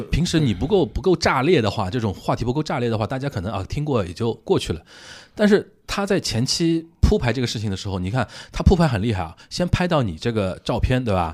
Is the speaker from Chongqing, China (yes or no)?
no; Shanghai, China; also born or lived in Japan; 我们上海话